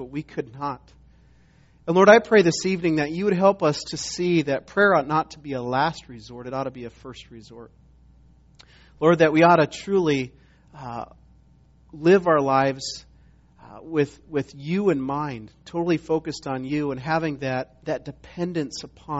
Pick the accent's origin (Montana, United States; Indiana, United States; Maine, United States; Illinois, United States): Montana, United States; moved away as an adult; also born or lived in South Carolina; I was from Montana, but went to school in South Carolina